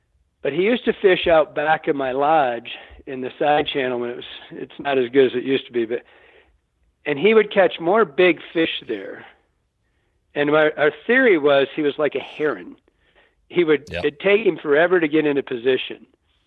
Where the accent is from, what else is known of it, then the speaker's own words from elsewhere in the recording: Michigan, United States; growing up in Michigan, you know, we don't have these giant rivers